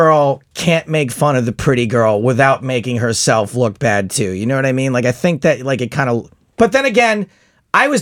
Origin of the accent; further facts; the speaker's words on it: United States; I'm American